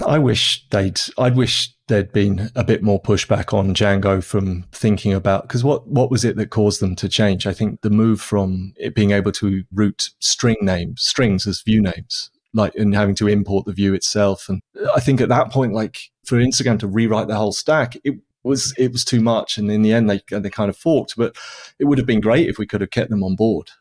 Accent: United Kingdom; I'm British

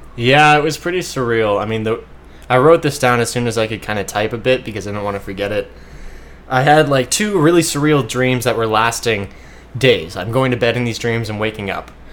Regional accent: Shaker Heights, Ohio, United States; moved away as an adult; now in Hawaii, United States; I was graduating from Shaker Heights High School in Cleveland

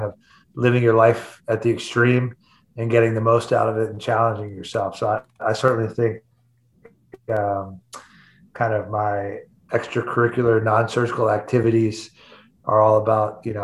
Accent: Atlanta, Georgia, United States; moved away as an adult; also born or lived in Nashville, Tennessee / Vail, Colorado; I'm actually a Southern boy by heart. I grew up in Atlanta, Georgia

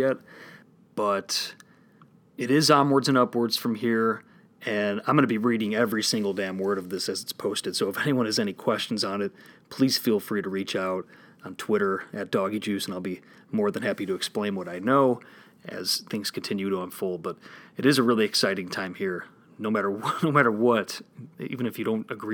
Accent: Illinois, United States; my home state here in Illinois

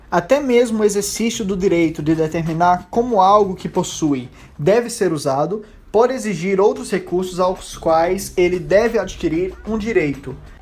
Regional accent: Brazil; eu que nasci no Brasil

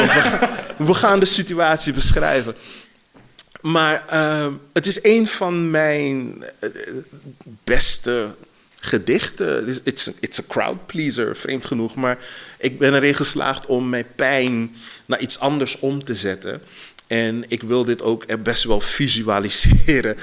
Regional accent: Suriname; now in Netherlands; ik ben opgegroeid in Suriname voor een deel

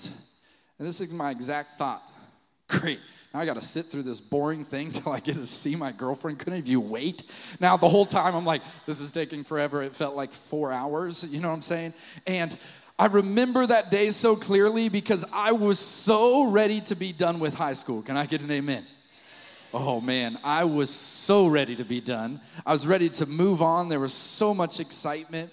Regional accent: Fort Collins, Colorado, United States; moved away; I wanted to go to Colorado State University in my hometown of Fort Collins, Colorado

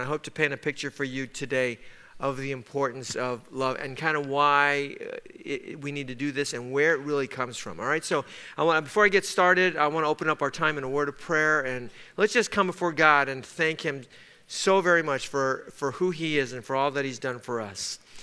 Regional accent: Los Angeles, California, United States; we grew up in East Los Angeles

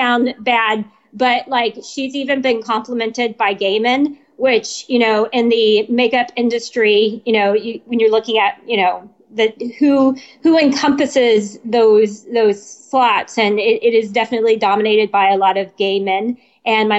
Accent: San Antonio, Texas, United States; moved away as an adult; I was born in San Antonio. I was here for a few years, joined the Army, left for a few years, and then I was fortunate enough to be able to retire here

